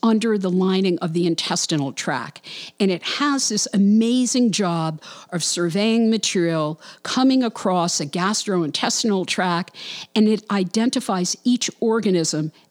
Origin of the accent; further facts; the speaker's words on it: New York City, New York, United States; moved away; Brooklyn, New York, yay, my hometown